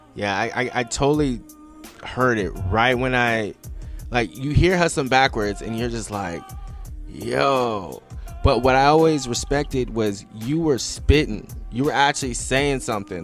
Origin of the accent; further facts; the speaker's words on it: West Coast, United States; I'm a guy from the West Coast